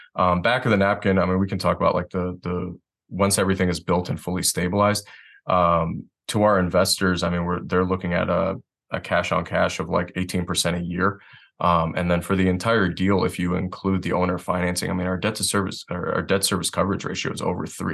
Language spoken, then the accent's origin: English; Detroit, Michigan, United States; moved away as an adult; now in Asheville, United States; I'm originally from Detroit, Michigan